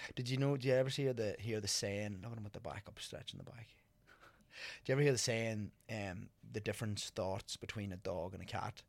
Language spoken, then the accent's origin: English; Ireland; moved away as an adult; also born or lived in County Monaghan; now in New York, United States; me growing up in Ireland